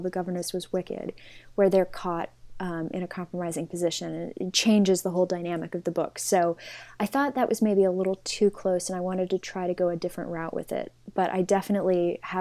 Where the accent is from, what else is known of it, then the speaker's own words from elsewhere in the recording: Los Angeles, California, United States; moved away as an adult; also born or lived in New York City; now in London, United Kingdom; So I was born and raised in Los Angeles